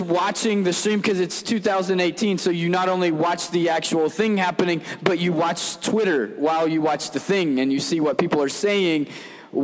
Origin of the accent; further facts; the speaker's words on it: Kentucky, United States; moved away as an adult; also born or lived in Cincinnati, Ohio / Xenia, Ohio / Monterrey, Mexico; I'm from Kentucky, right? We don't have cities there